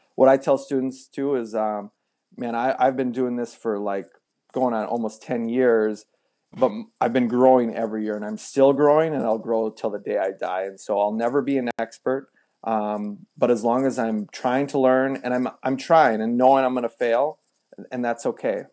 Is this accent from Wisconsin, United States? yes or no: yes; Wisconsin, United States; moved away as an adult; also born or lived in Minneapolis / Texas; we grew up in Wisconsin